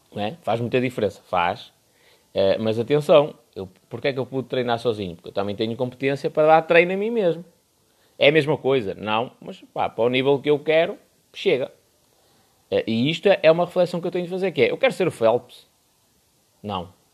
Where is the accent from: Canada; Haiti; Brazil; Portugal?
Portugal; Porto, Norte; eu sou do Porto